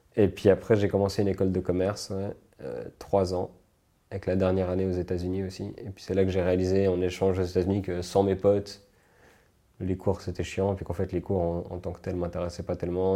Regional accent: Switzerland; also born or lived in United States

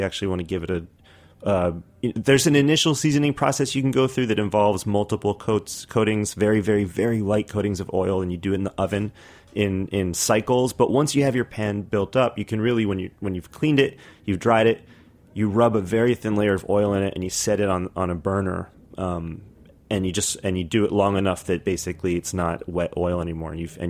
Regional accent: New York City, New York, United States; I'm from Brooklyn.

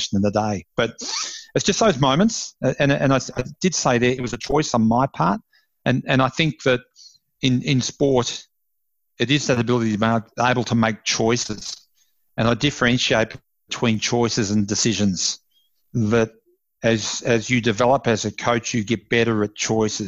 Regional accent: Ballarat, Victoria, Australia; moved away; also born or lived in Melbourne; I'm originally from Ballarat in Victoria, and moved to Melbourne

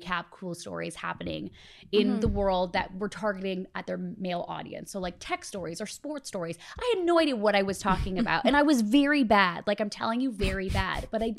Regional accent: Canada; I grew up in Canada, so you grow up loving Much Music.

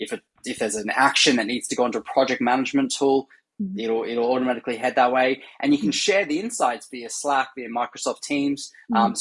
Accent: Australia; now in San Francisco, United States; So I'm originally Australian, as you can hear, and now based in San Francisco.

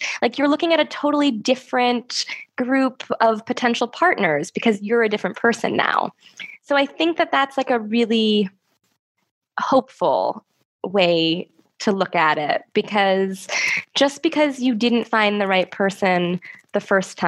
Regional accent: United States; I'm American

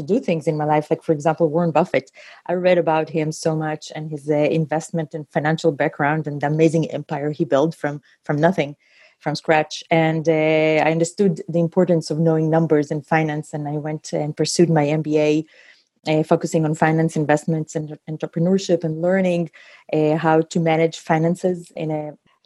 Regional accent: Israel; also born or lived in Ukraine; So I was born in Ukraine, and I moved with my family to Israel when I was 3.5 years old

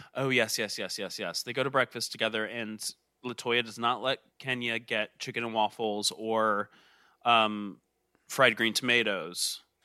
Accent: Georgia, United States; I'm from Georgia.

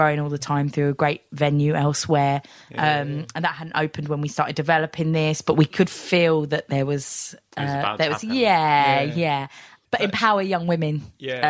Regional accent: Bromley, London, United Kingdom; born or raised there

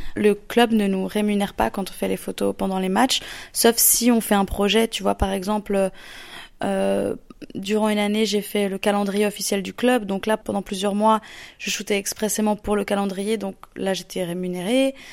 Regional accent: Lausanne, Vaud, Switzerland; je suis d'origine de Lausanne en Suisse

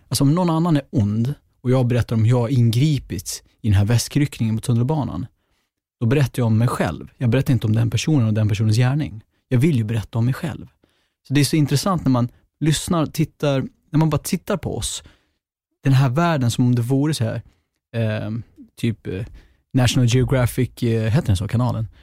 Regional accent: Sweden; also born or lived in Gottsunda, Uppsala; jag är född i Gottsunda men uppväxt på landet som enda svartskallen

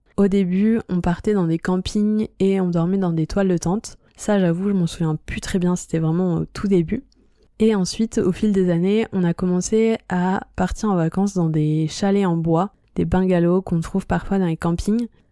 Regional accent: La Rochelle, Nouvelle-Aquitaine, France; moved away; je rentre dans ma ville natale à La Rochelle

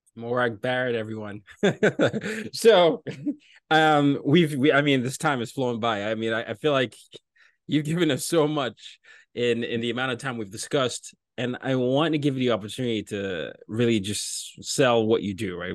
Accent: Nigeria; I'm from Nigeria.

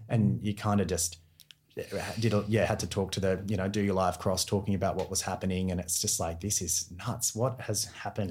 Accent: Newcastle, New South Wales, Australia; moved away as an adult; also born or lived in Sydney; now in Melbourne, Australia; I'm from Newcastle originally

